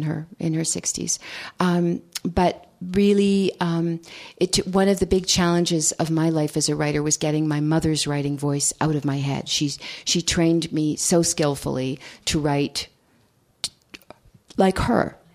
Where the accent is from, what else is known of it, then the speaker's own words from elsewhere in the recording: New Hampshire, United States; now in California, United States; after 18 years of living in California, I still, when people say, where are you from, I still say New Hampshire.